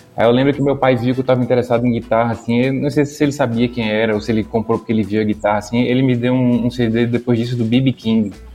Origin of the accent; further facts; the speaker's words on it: Brazil; accent: Brazilian; moved away as an adult; now in Portugal; pelo sotaque, iam saber que eu sou brasileiro